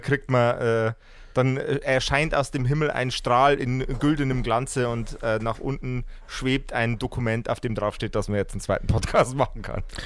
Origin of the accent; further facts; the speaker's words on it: Lower Bavaria, Germany; ich komme aus äh, dem wunderbaren, äh, sehr niederbayerischen Poing